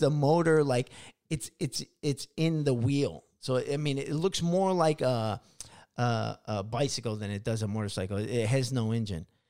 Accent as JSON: {"language": "English", "town": "Chicago", "region": "Illinois", "country": "United States", "tie": "born or raised there", "moved": "yes", "lives_now": "California, United States", "said": "I grew up in Illinois, you know, uh, in Chicago."}